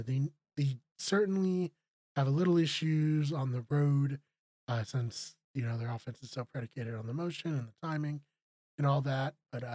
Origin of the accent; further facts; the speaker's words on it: Massachusetts, United States; I'm from Massachusetts.